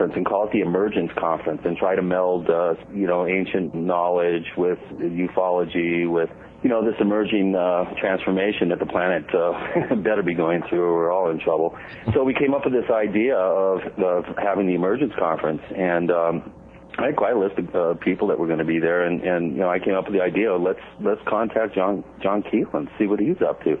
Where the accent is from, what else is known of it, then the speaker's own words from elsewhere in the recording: Washington, United States; moved away as an adult; also born or lived in New York City; now in Colorado, United States; I grew up in Washington State